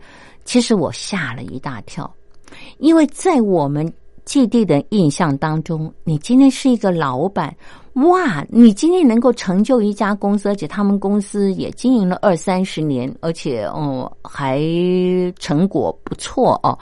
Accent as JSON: {"language": "Chinese", "country": "China", "said": "难怪我们中国人。"}